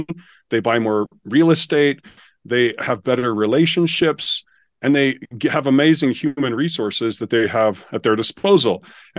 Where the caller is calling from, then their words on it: Utah, United States; I'm located just south of Salt Lake City, Utah.